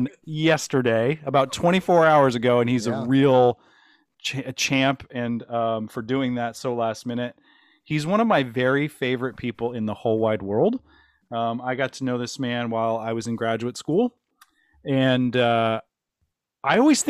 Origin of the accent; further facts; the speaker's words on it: Midwest, United States; I grew up and was born in the Midwest